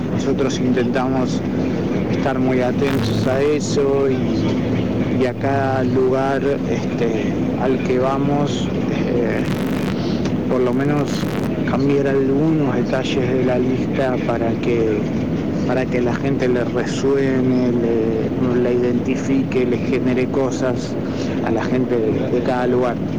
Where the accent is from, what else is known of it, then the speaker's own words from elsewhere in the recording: Argentina; somos argentinos, no somos colombianos